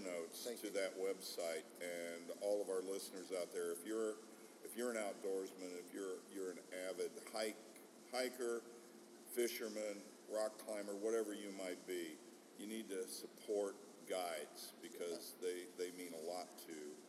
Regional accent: United States; I grew up on the Mississippi River, right?

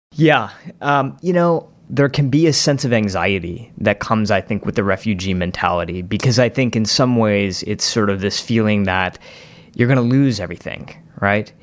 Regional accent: Novi, Michigan, United States; my hometown in Novi, Michigan

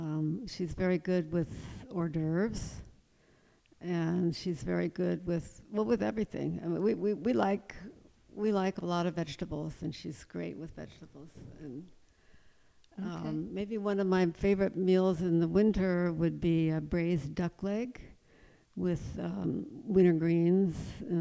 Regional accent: East Coast, United States; we designed a house and built it that was quite traditional because I'm from the East Coast originally and I love the Virginia-type farmhouses

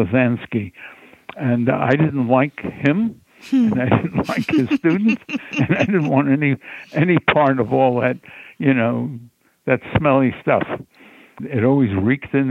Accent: Laurelton, United States; I grew up in Laurelton, and it was very undeveloped at that time

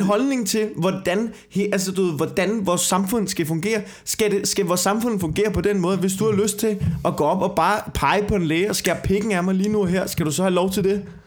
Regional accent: Denmark

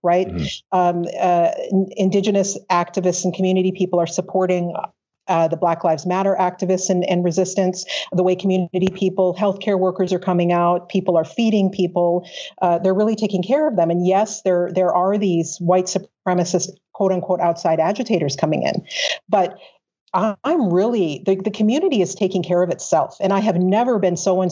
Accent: Eastern South Dakota, United States; also born or lived in Minneapolis-St. Paul, Minnesota; now in Edmonton, Canada; I'm from Eastern South Dakota in part

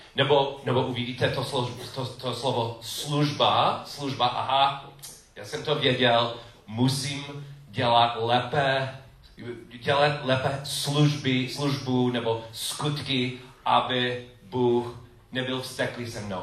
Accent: United States; Czech is a second language; moved away as an adult; now in Czech Republic; Já jsem Američan

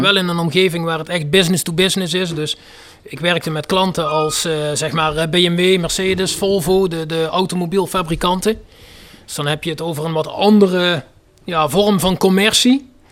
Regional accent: North Limburg, Netherlands; Noord-Limburg, waar ik vandaan kom

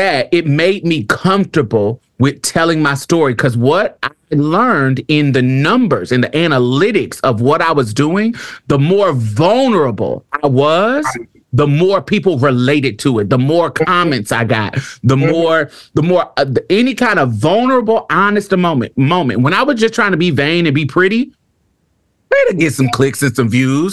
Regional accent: Indianapolis, Indiana, United States

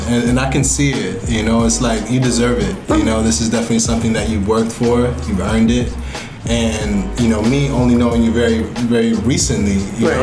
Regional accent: New York, United States; growing up in New York

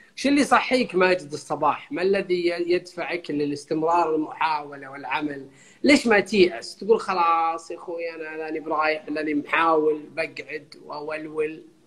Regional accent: Saudi Arabia; عندنا بالسعودية

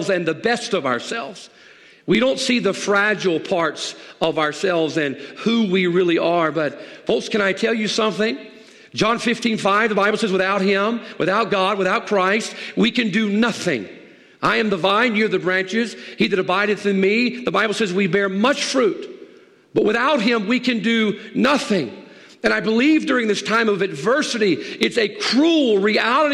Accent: the South, United States; I grew up in the South

